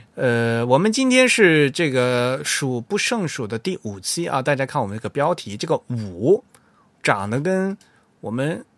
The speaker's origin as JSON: {"language": "Chinese", "country": "China", "said": "我们中国人"}